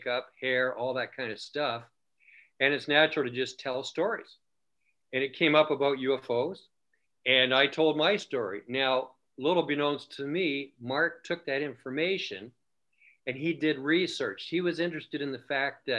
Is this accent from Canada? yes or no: yes; Canada; we're from Canada